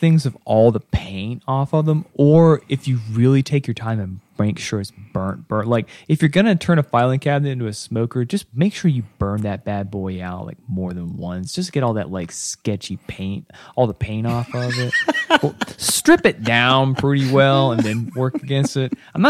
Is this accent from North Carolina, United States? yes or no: yes; North Carolina, United States; I am still from the South. I am still from like Western North Carolina era.